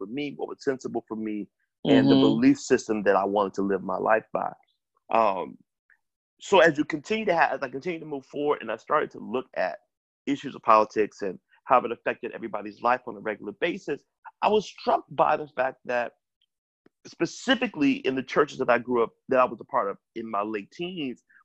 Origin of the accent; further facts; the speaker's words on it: Memphis, Tennessee, United States; growing up in Memphis